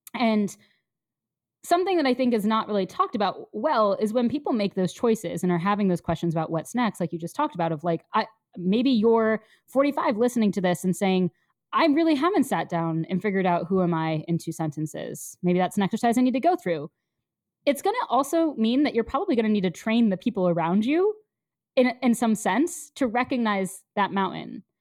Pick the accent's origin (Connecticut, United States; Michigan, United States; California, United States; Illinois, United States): Connecticut, United States; now in New York City, United States; I grew up somewhat nearby in Connecticut